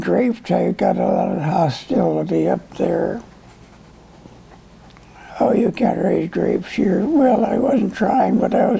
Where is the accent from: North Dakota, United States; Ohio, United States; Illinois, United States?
North Dakota, United States; born there; Before I was born in North Dakota. I never lived there much. But I went back to North Dakota when I started farming.